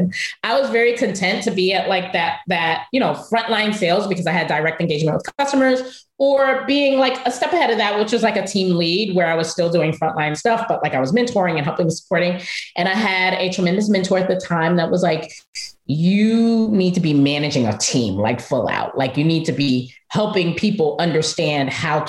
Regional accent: New York City, New York, United States; go back to my home city of Brooklyn and to run an after school educational center that at the time was a subsidiary of Kaplan Learning. And so I went back to Brooklyn. I'm from Bushwick

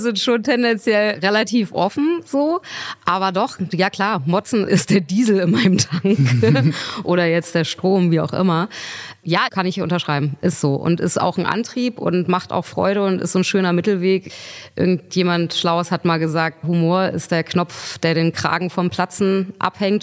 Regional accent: Berlin, Germany; ich bin Berlinerin

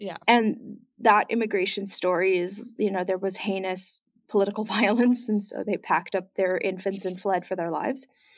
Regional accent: Canada; I hold two passports. I'm German Canadian, so, like, Yeah, I spoke German in my house growing up. I speak German on the phone with my mother, and, like, we do German Christmas.

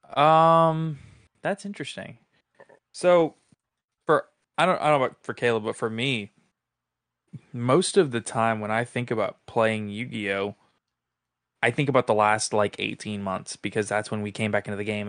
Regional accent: New Orleans, Louisiana, United States; I grew up in New Orleans

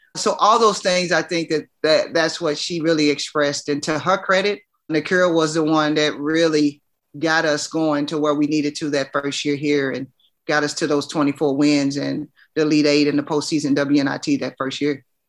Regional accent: Louisville, Kentucky, United States; I'm from Kentucky

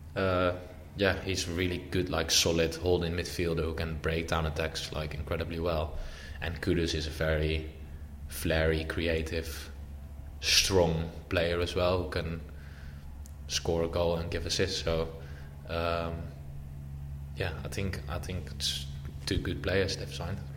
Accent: Amsterdam, North Holland, Netherlands; moved away; I am born in Amsterdam as well, and my dad's from Amsterdam and my grandparents, I'm from Amsterdam. So obviously, like, you're raised with that kind of history anyway

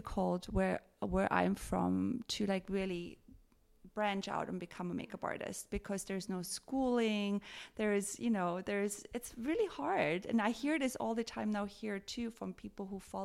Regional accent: Tyrol, Austria; born or raised there; moved away as an adult; now in United States

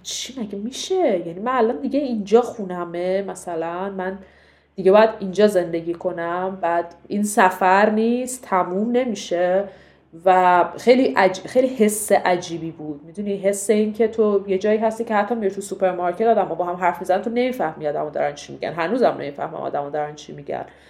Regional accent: Iran; moved away as an adult; now in Portugal; من ایرانیم من مثلا مفتخرم به اینکه ایرانیم

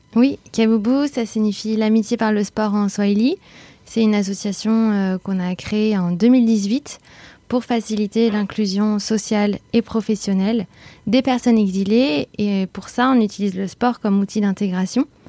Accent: Bordeaux, Nouvelle-Aquitaine, France; moved away as an adult; now in Paris, France

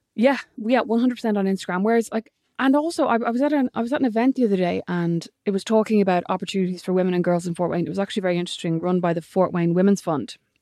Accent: Ireland

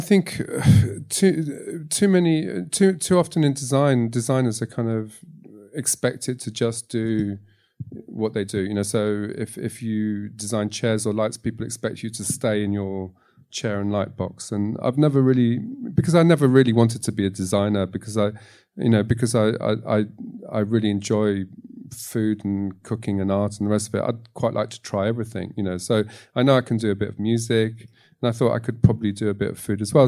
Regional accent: London, United Kingdom; moved away as an adult; also born or lived in Tunisia / Egypt / Morocco; now in France; growing up in London at the time

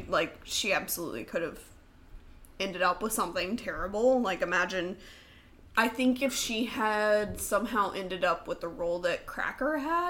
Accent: Dallas, Texas, United States; moved away; also born or lived in Oklahoma; I'm from Dallas.

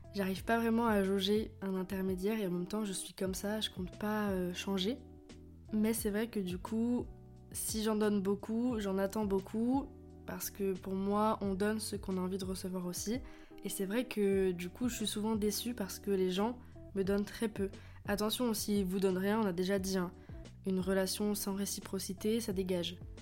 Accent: France; je suis française, j'habite en France

